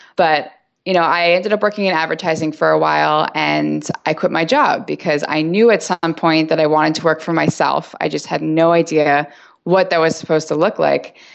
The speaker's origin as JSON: {"language": "English", "region": "New York", "country": "United States", "also_born_or_lived": "Chicago / Los Angeles", "moved": "yes", "lives_now": "San Francisco, United States", "said": "I'm from New York and I've lived in Chicago, I lived"}